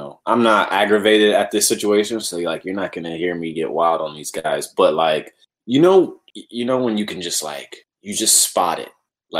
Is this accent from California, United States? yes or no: yes; Oakland, California, United States; accent: California; I don't really have an Oakland accent like that. My California accent only comes out in like specific words, so I don't really know. You know, I've been in the South for a little bit, man.